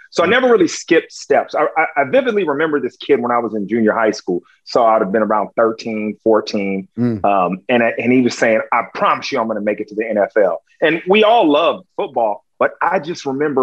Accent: Long Beach, California, United States; I'm from Long Beach

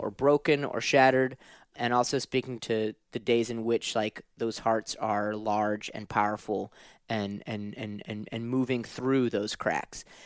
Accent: New Orleans, Louisiana, United States; Grew up in, in New Orleans

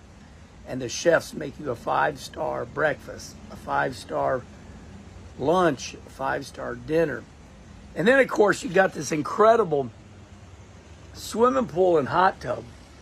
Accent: Midwest, United States; I grew up in the Midwest

